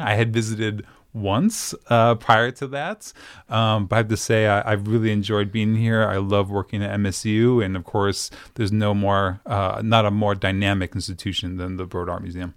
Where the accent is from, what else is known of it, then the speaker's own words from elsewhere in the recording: Syracuse, New York, United States; moved away; I grew up in Syracuse, New York